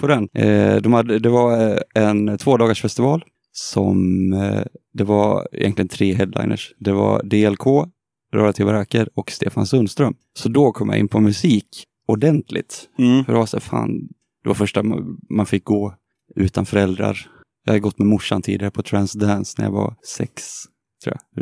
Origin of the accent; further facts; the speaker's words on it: Hofors, Gävleborg County, Sweden; now in Gothenburg, Sweden; jag är från Hofors